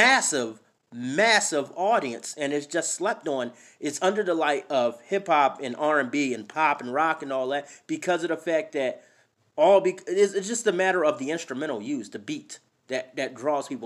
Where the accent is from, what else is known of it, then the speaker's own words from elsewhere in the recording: Philadelphia, Pennsylvania, United States; moved away as an adult; also born or lived in New Jersey / New York; now in Idaho, United States; I was born and raised in Philadelphia my entire life